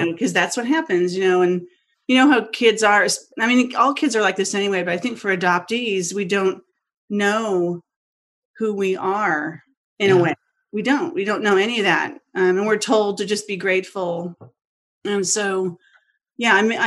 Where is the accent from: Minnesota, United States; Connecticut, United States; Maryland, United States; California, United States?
California, United States; Los Angeles; I'm from Los Angeles originally. I'm from the Valley. I was born in Encino, so I'm literally a Valley girl